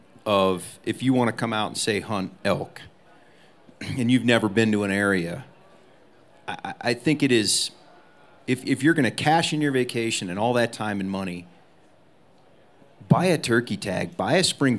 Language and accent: English; Alaska, United States; now in Montana, United States; I came from Alaska down to Montana. Montana is a huge state.